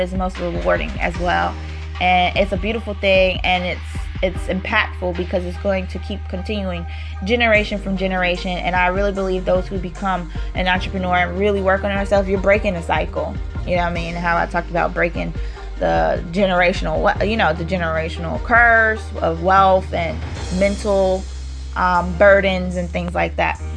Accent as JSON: {"language": "English", "region": "New York", "country": "United States", "said": "I'm from New York"}